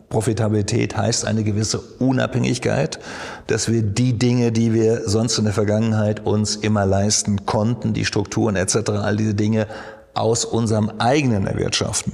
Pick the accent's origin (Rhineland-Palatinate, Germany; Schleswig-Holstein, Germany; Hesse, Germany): Hesse, Germany; Odenwald; also born or lived in Rheingau; Da, wo ich herkomme, in Odenwald